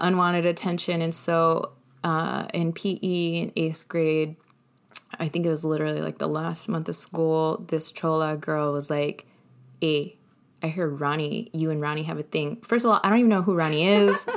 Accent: Colton, California, United States; also born or lived in San Bernardino; I was born in San Bernardino, but raised in Colton

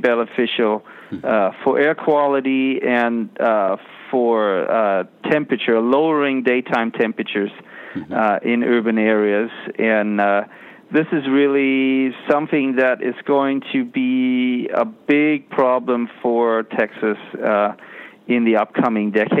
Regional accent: Germany; now in United States; I grew up in Germany

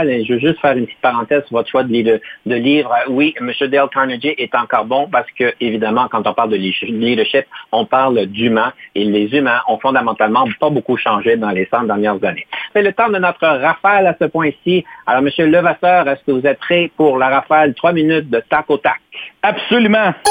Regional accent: Canada; je pense qu'en tant que Canadien, on devrait être fier de M. Mintzberg

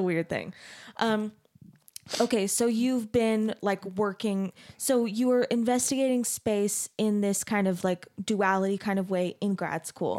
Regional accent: Arizona, United States; moved away; I grew up in Arizona

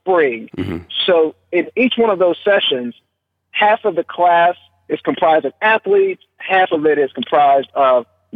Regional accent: Mount Pleasant, Texas, United States; Mount Pleasant, Texas, my hometown.

